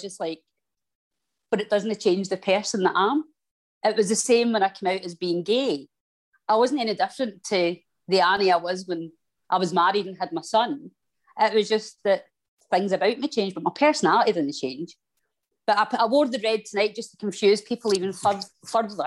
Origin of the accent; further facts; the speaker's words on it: Glasgow, Scotland, United Kingdom; they heard my accent, and it was an English person, said, oh, you're Scottish